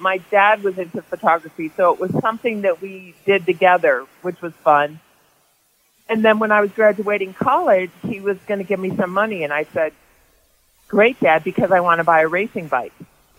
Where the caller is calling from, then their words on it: Boulder, Colorado, United States; In Boulder at my home.